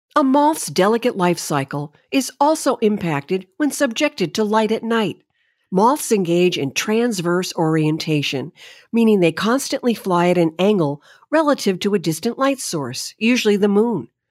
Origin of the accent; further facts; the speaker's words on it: New Haven County, Connecticut, United States; As a young girl, I grew up in New Haven County, a very commercialized and industrialized area of Connecticut